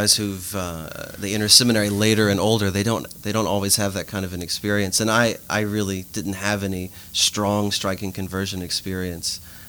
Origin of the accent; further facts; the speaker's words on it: Lafayette, Louisiana, United States; now in Eunice, United States; So I'm from Lafayette originally. I grew up in Fatima Church, and then I went to STM afterwards.